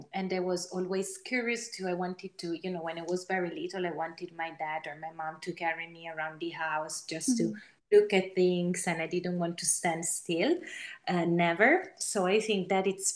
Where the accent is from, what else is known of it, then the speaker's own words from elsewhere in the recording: Italy; my home country